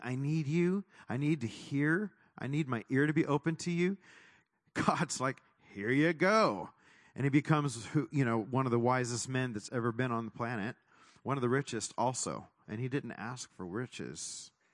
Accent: Texas, United States; moved away; also born or lived in California; I was born in Texas

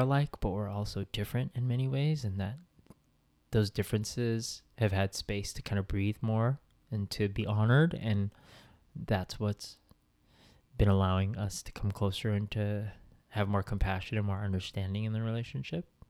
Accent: the Bay Area, California, United States; moved away as an adult; now in Southern California, United States; I'm from the Bay. Those are my roots

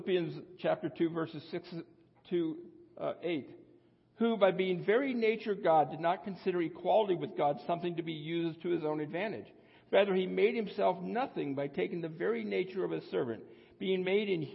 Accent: United States; I was born in the United States of well-to-do parents

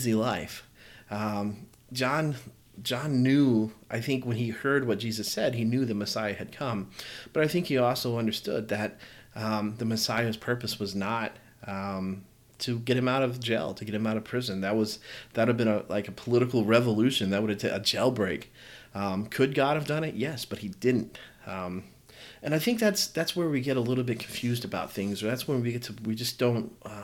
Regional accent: the South, United States; I'm from the South

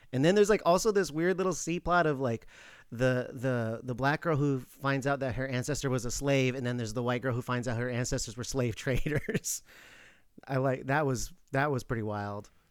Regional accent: Alaska, United States; moved away; I'm from Alaska.

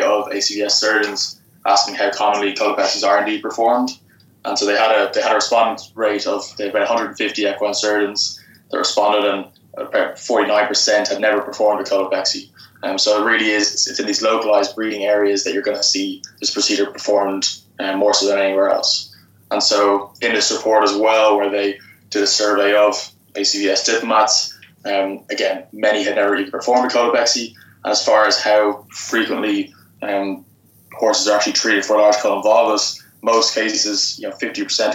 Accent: Dublin, Leinster, Ireland; moved away as an adult; also born or lived in Lexington, Kentucky / University of Georgia; now in United States; I'm from Dublin in Ireland.

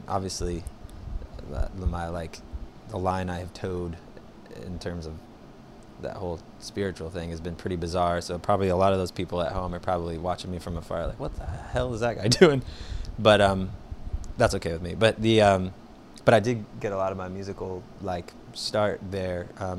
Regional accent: Augusta, Georgia, United States; moved away as an adult; I was born in Augusta, Georgia. Okay. And raised there till I was like, I guess 18, 19

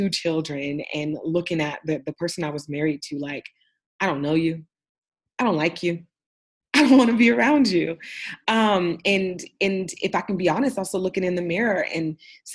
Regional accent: Oakland, California, United States; also born or lived in Austin, Texas; Oakland, California, my hometown

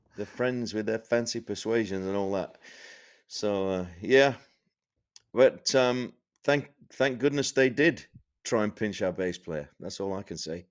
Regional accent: Sheffield, Yorkshire and the Humber, United Kingdom; I grew up in Sheffield in the north of England

